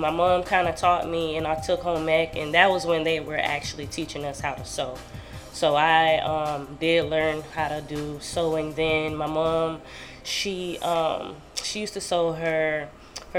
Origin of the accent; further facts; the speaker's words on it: Sarasota, Florida, United States; I'm from Sarasota.